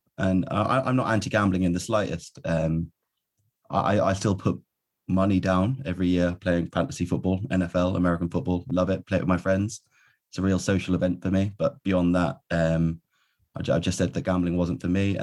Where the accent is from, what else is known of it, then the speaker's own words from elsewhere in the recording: near Cambridge in Suffolk, East of England, United Kingdom; also born or lived in London / Birmingham; I was born in London to Irish parents, and then kind of grew up near Cambridge in Suffolk, in kind of the east of England